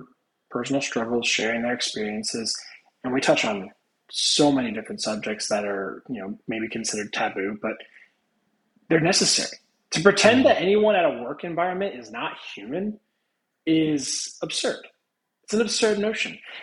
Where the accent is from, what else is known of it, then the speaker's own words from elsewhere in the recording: Indiana, United States; moved away as an adult; now in Florida, United States; I'm not originally from Florida. I am from Indiana.